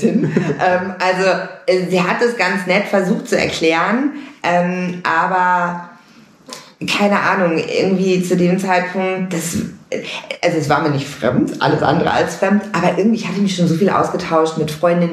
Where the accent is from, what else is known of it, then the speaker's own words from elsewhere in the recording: Münster, North Rhine-Westphalia, Germany; moved away as an adult; now in Los Angeles, United States; ich bin wirklich in Münster groß geworden, aufgewachsen, zur Schule gegangen, komplett Münsteranerin